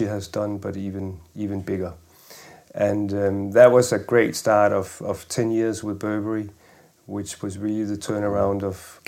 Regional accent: Denmark; moved away as an adult; also born or lived in Paris; I grew up in Denmark

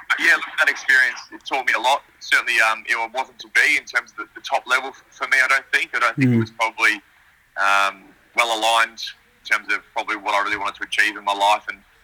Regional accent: Melbourne, Victoria, Australia; moved away as an adult; now in Adelaide, Australia; Yeah, so I grew up in Essendon, so everyone's obviously familiar with the full team, so sort of inner suburbia and within the suburbs of Melbourne

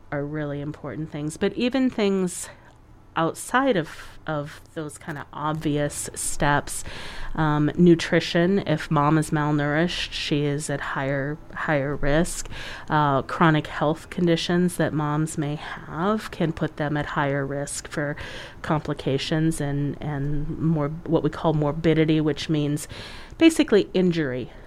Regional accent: United States; we as an American culture

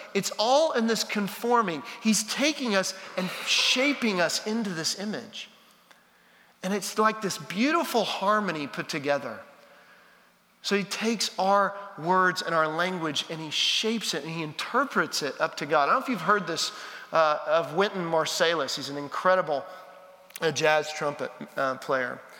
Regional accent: Texas, United States; now in Nashville, United States; I'm a Texan

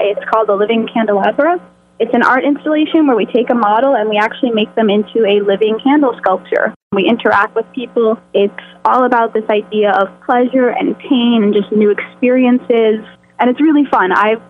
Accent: Scotland, United Kingdom; Why is there an E? Because I'm Scottish. That is actually the Isle of Skye.

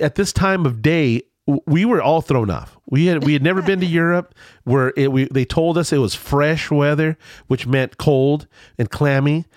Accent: Culver City, California, United States; I grew up in Culver City, California, in the seventies

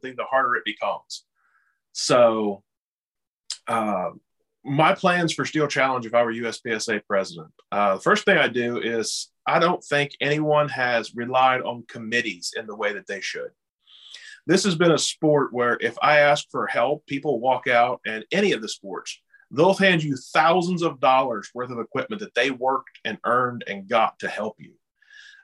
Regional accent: West Virginia, United States; I am from West Virginia

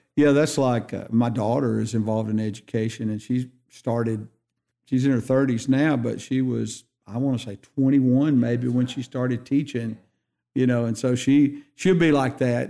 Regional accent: Hansville, Alabama, United States; also born or lived in Wilsonville, Shelby County, Alabama; I'm growing up in Hansville

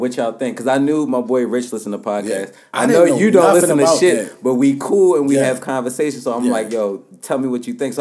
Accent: Baltimore, Maryland, United States; moved away as an adult; now in Los Angeles, United States; it's coming from Baltimore. You know how we have that kind of... I mean, we're not like a New York, but we have that bravado to ourselves

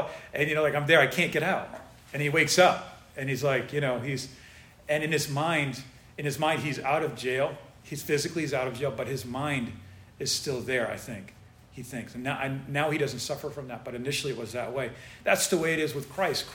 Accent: United States; in the United States, we have it so good. We're so blessed here

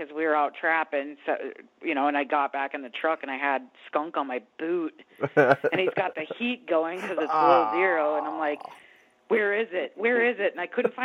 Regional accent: Alaska, United States; I'm from Alaska

